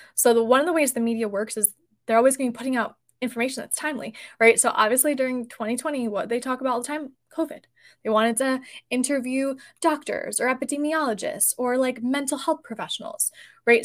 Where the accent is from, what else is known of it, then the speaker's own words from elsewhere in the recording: New Jersey, United States; I am personally New Jersey based, and we are both actually from New Jersey